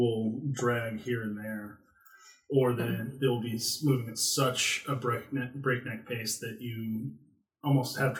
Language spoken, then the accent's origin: English; Kauai, Hawaii, United States; I grew up on Kauai